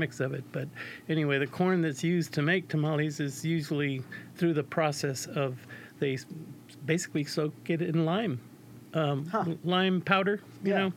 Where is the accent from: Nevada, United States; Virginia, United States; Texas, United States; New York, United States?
Texas, United States; San Antonio; also born or lived in North Carolina; I'm from San Antonio, Texas